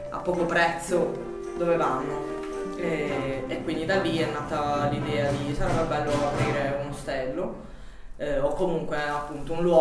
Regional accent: Bari, Apulia, Italy; punto ho deciso di tornare a Bari e di tornare in Puglia per insomma, dare anche il mio contributo alla mia terra.

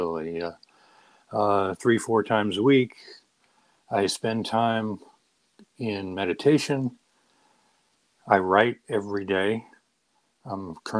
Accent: San Diego, California, United States; also born or lived in Maine; I grew up in San Diego

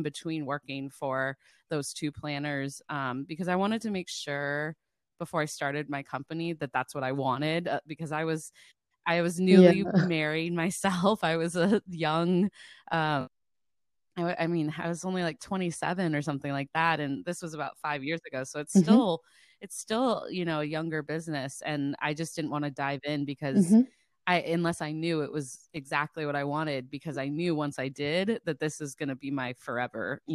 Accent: Cincinnati, Ohio, United States; now in Boston, United States; I grew up in Cincinnati, Ohio

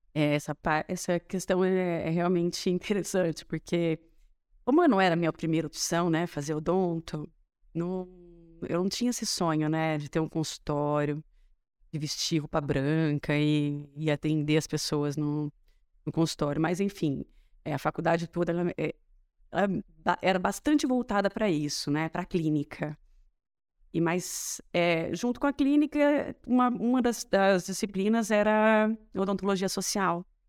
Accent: Matão, São Paulo, Brazil; also born or lived in Ribeirão Preto; eu nasci em Ribeirão, minha família é de lá, mas eu cresci em Matão

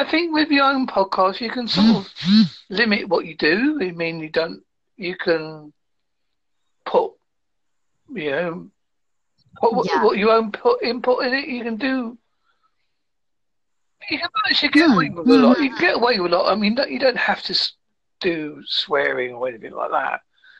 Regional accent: United Kingdom; As you can guess, I'm from the United Kingdom.

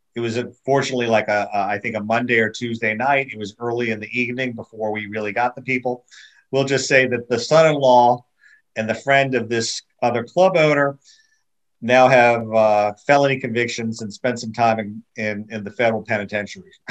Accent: United States; moved away as an adult; also born or lived in Florida; now in Puerto Rico

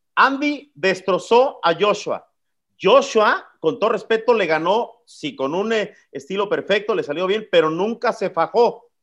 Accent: Mexico; como mexicano

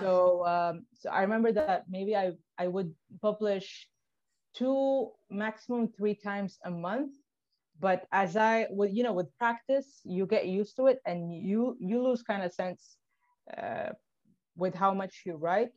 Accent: Tripoli, Libya; moved away; I was born and raised in Tripoli.

